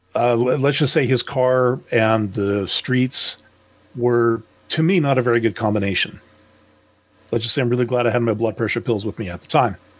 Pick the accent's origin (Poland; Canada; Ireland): Canada; Quebec; I'm a Canadian